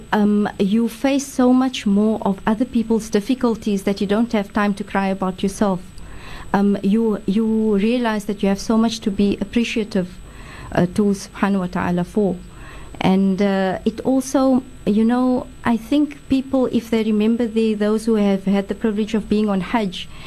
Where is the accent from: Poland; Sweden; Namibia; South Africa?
South Africa; Cape Town, Western Cape; I'm very Cape Townian. I was born in Cape Town and grew up here in Salt River